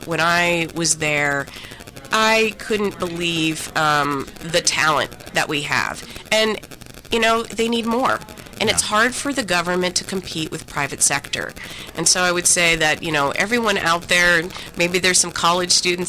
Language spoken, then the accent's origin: English; North Dakota, United States; I'm from North Dakota